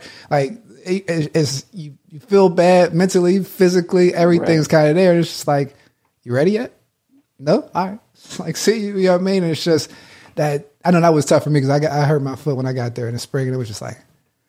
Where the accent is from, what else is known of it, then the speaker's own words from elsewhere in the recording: East Coast, United States; I'm from the East Coast and I'm in, I don't know, New Mexico or something. It's just like different beyond that.